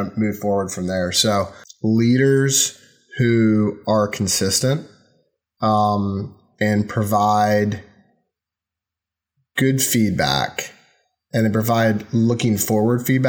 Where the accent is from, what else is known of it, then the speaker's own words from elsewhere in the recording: North Carolina, United States; moved away as an adult; also born or lived in Miami, Florida; I'm a kid from North Carolina, which is in the South in the U.S.